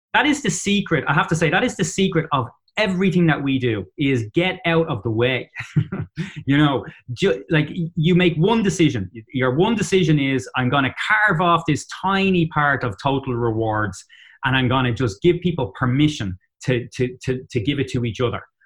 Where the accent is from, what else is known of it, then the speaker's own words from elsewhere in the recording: Dublin, Leinster, Ireland; accent: Dublin; moved away as an adult; also born or lived in Boston area, United States; now in Boston, United States; in Dublin, Ireland. So that's where I'm from